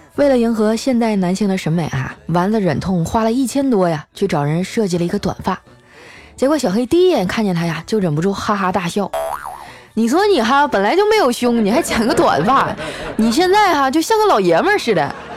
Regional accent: Northeast China, China; accent: Northeastern; 我们东北话

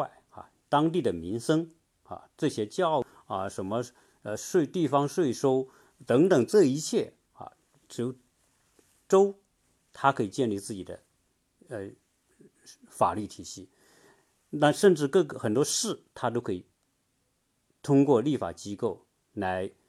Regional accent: China; now in United States; 你比如说我们中国人，

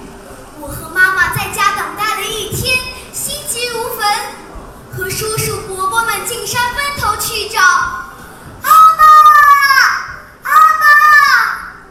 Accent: Zhejiang, China; 各位评委老师好，我是来自浙江的 … ，今天我给大家带来原创作品

